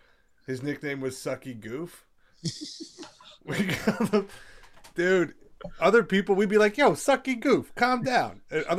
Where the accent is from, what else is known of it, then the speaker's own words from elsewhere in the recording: Toronto, Ontario, Canada; now in New York, United States; I'm in New York. I grew up in Toronto.